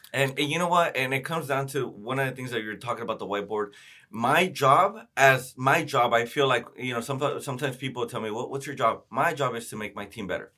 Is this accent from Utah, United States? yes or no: no; Oxnard, California, United States; I grew up in Oxnard